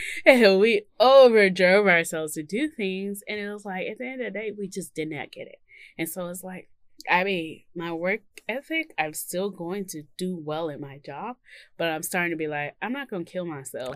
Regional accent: Mississippi, United States; I come from Mississippi

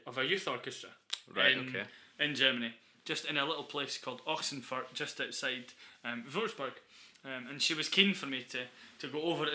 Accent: Dundee, Scotland, United Kingdom; we're from Dundee.

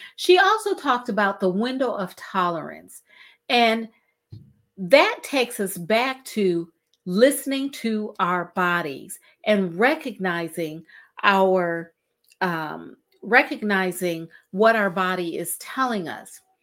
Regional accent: Cleveland, Ohio, United States; We're both from Cleveland, Ohio

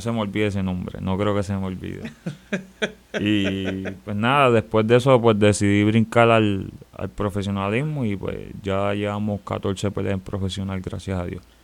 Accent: San Juan, Puerto Rico; yo vengo de un sitio, yo soy de Barrio Obrero

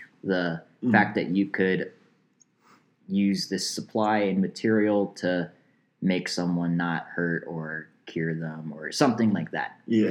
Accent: Canada; I am Canadian, Max.

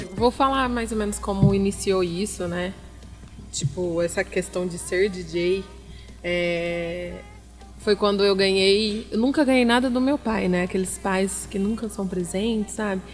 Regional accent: Franca, São Paulo, Brazil; Eu sou francana, nascida e criada

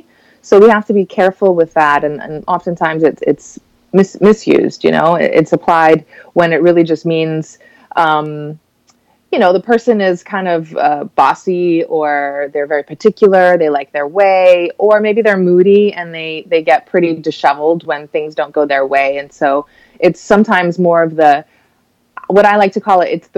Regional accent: Cayman Islands; moved away as an adult; now in Miami, United States; I'm from the Cayman Islands

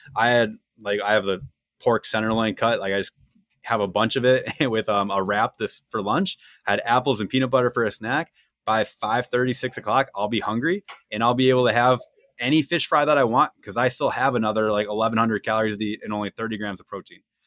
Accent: Wisconsin, United States; two Wisconsin people in the room

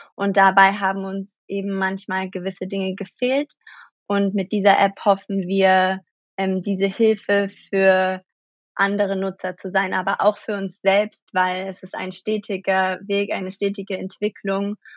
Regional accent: Germany; moved away as an adult; now in New York, United States; geboren in Deutschland

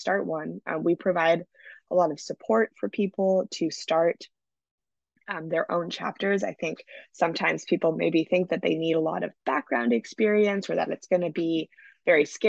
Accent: Vancouver, British Columbia, Canada; moved away as an adult; now in California, United States; my hometown of Vancouver

